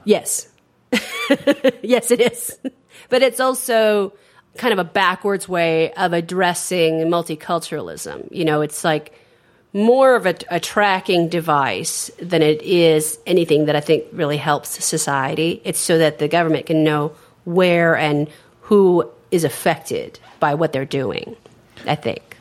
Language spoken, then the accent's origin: English; San Francisco, California, United States; my family owned a bookstore in the 70s and the 80s in San Francisco, which uh, was catering to the gay community. And so I grew up around a lot of gay people